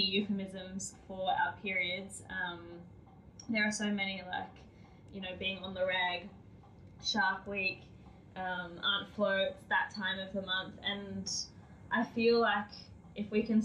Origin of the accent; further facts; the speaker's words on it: Australia; being Australian